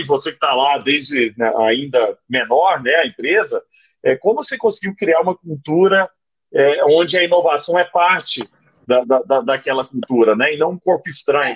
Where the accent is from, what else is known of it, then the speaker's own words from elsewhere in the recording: Araguari, Minas Gerais, Brazil; na minha infância em Araguari, né, no Triângulo Mineiro